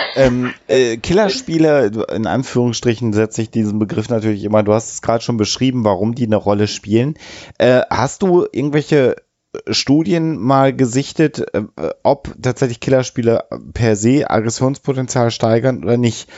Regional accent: Germany; bei uns in Deutschland

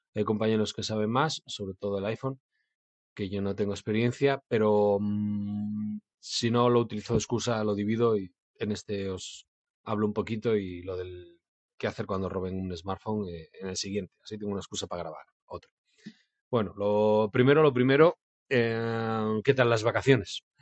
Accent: Bilbao, Basque Country, Spain; Y yo soy de Bilbao

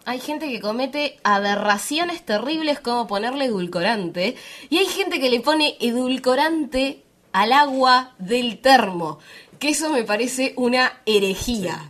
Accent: Bariloche, Río Negro, Argentina; yo soy de Bariloche, soy de Patagonia, Argentina

